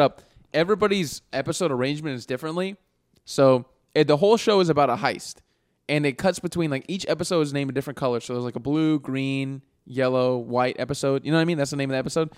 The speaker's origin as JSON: {"language": "English", "country": "United States", "said": "We all identify as American"}